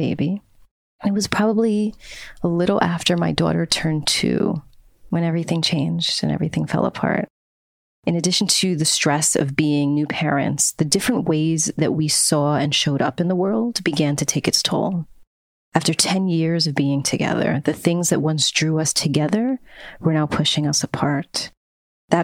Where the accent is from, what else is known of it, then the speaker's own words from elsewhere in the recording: New York City, New York, United States; I was born and raised in New York City